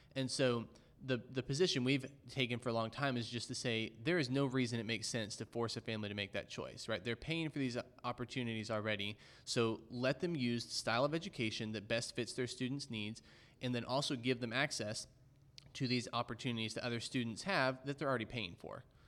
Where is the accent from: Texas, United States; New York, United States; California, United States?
Texas, United States; Dallas; growing up in Dallas